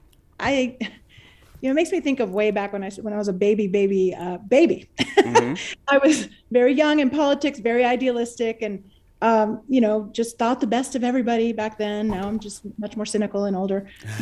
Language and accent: English; Deming, New Mexico, United States; now in Albuquerque, United States; I live in Albuquerque, I live on the west side, I live in an urban area. But I am a rural girl at heart. I'm from Deming.